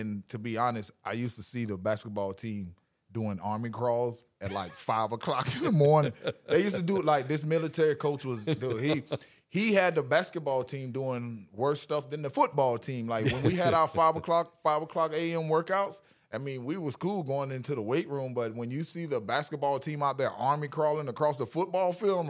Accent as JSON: {"language": "English", "region": "Louisiana", "country": "United States", "tie": "born or raised there", "said": "I grew up a little bit in Louisiana. My dad's a raging Cajun, so I was born in Louisiana on the football field as a raging Cajun."}